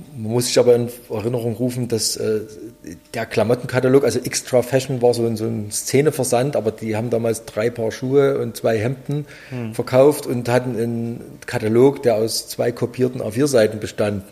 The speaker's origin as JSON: {"language": "German", "town": "Plauen", "region": "Saxony", "country": "Germany", "tie": "born or raised there", "said": "ich komme aus dem Vogtland, dort hatte jeder irgendein Familienmitglied mit Westverwandten"}